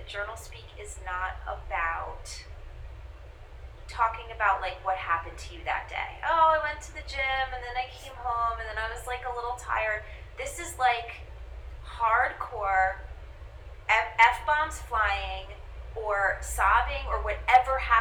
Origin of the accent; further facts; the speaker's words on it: New York, United States; I'm a New Yorker